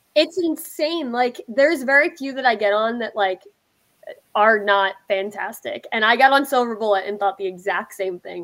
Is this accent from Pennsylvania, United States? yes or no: yes; Pennsylvania, United States; moved away; I'm from Pennsylvania, of course.